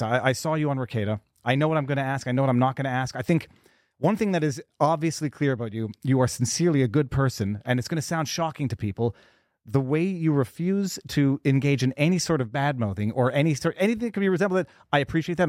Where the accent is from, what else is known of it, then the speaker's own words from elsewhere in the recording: Montreal, Quebec, Canada; I'm from Montreal, Canada